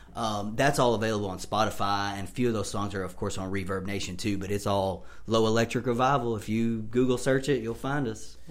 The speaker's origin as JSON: {"language": "English", "town": "Sharon", "region": "Tennessee", "country": "United States", "tie": "born or raised there", "also_born_or_lived": "Orlando, Florida", "moved": "as an adult", "lives_now": "Nashville, United States", "said": "I grew up, born and raised in Sharon, and uh, lived there for 26 years"}